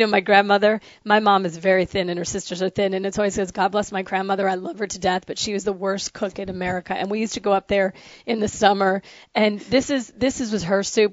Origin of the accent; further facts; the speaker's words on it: the North, United States; moved away; also born or lived in the South (US); I'm from the north. I'm I'm a damn Yankee